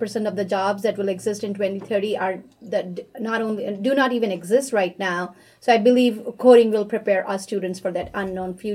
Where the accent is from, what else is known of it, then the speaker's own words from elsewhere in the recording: India; moved away as an adult; now in United States; I grew up in India